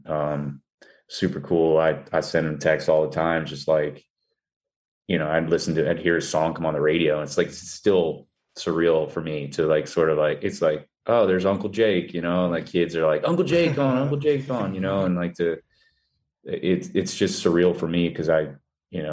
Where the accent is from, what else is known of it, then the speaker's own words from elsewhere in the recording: Vero Beach, Florida, United States; also born or lived in Edina, Minnesota; I was born in Minnesota, born in Edina, and I moved to Vero Beach, Florida when I was like five